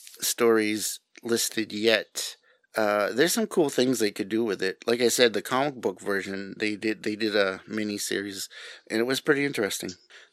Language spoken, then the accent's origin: English; New England, United States; accent: New England; That was my New England accent coming out right there.